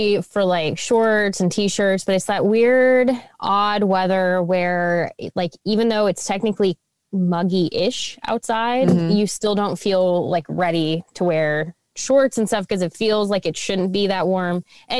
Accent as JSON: {"language": "English", "region": "Midwest", "country": "United States", "said": "we are from the Midwest and that is what Midwesterners do, is we talk about the weather."}